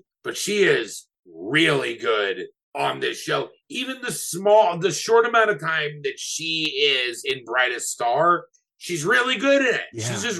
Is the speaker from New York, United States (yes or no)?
yes; New York City, New York, United States; It's also set in Staten Island, which is my hometown.